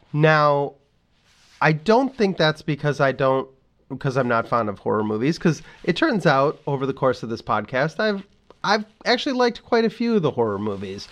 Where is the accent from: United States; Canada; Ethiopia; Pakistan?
United States; Midwest; as a Midwesterner